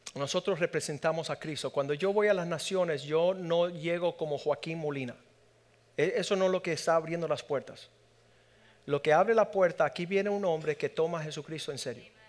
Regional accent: Pinar del Río, Cuba; aquellos que venimos de Pinar del Río somos un poco acomplejados

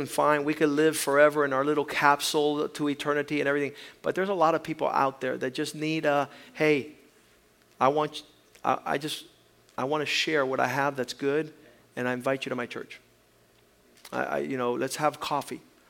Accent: Titusville, Florida, United States; where I was growing up in Titusville, here in Florida

